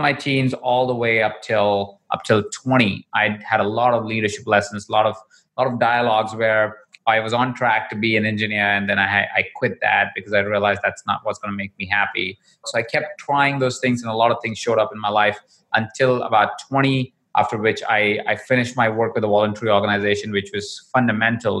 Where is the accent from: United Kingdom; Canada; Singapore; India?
India; Jaipur, Rajasthan; I was born in Jaipur. I was 20 in a household of about 23 other people. Jaipur is a small town in India. That's where I was born. And I grew up there as well.